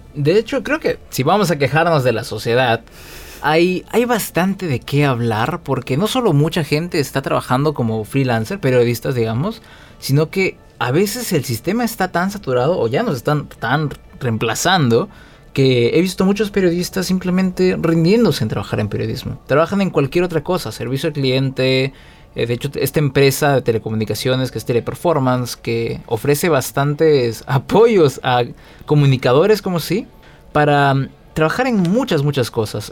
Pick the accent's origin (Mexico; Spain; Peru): Peru